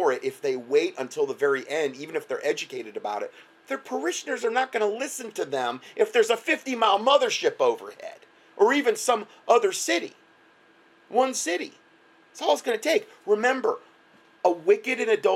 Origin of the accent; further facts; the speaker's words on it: United States; moved away; in my hometown, there was like 140 chiropractors in Lee County